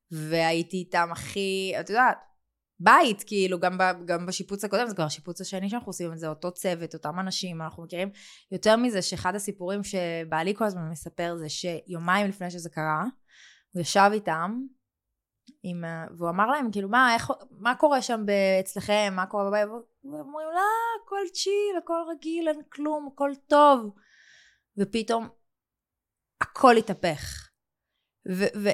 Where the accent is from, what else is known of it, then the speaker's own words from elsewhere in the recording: Israel; born there; בחרתי לגור פה, בישראל. את יודעת, בחרתי בעל כורחי, נולדתי פה